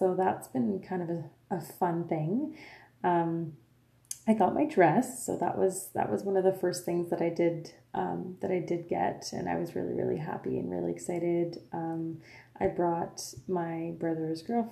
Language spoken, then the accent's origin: English; Lafontaine, Ontario, Canada; first language French; English is a second language; I was born and raised, like I said, in a little French community called La Fontaine. I am French Canadian. My first language is French